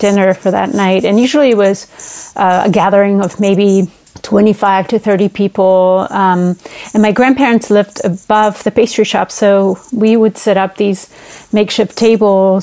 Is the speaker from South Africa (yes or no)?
no; Basque Country, Spain; now in Seattle, United States; I'm currently in Seattle, Washington, but I'm originally from the Basque Country in northern Spain